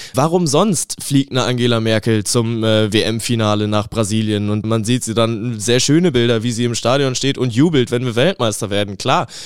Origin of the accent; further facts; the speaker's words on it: Germany; ich nehme als Deutscher auch meine Werte